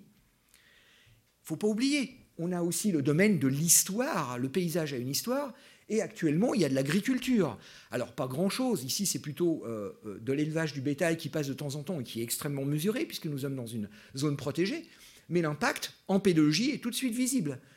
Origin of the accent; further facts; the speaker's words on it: France; now in Switzerland; en tant que Français